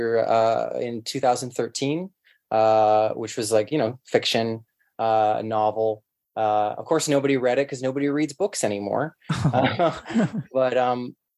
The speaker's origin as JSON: {"language": "English", "town": "Toronto", "region": "Ontario", "country": "Canada", "tie": "born or raised there", "said": "I grew up in Etobicoke, which is basically West Toronto now"}